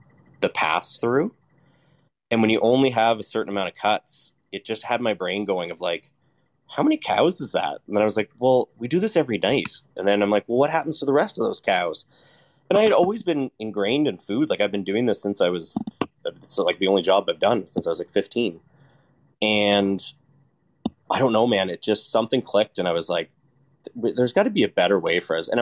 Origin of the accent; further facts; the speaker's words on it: Nova Scotia, Canada; now in Alberta, Canada; I come from Nova Scotia